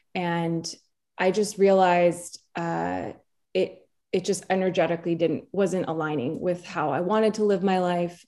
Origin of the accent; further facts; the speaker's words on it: New Jersey, United States; also born or lived in New York; And she and I grew up in New Jersey as well together